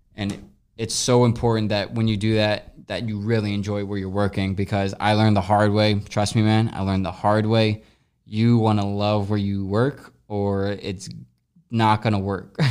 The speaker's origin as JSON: {"language": "English", "region": "Midwest", "country": "United States", "also_born_or_lived": "Los Angeles", "lives_now": "St. Louis, United States", "said": "we're both from the Midwest"}